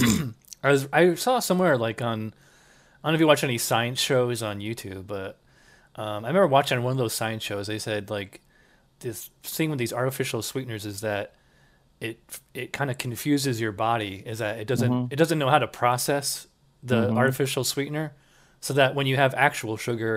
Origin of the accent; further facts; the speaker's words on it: Schenectady, New York, United States; moved away; I'm originally from upstate New York